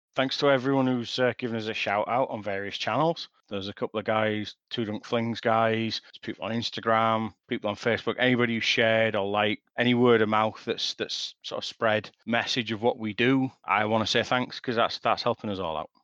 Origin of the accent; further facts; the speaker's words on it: Leeds, Yorkshire and the Humber, United Kingdom; accent: broad Yorkshire; I'm from Yorkshire